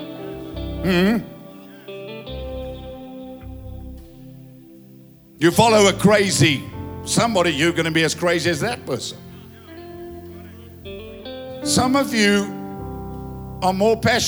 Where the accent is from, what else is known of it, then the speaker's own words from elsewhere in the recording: Ladybrand, Free State, South Africa; I say, Lady Brand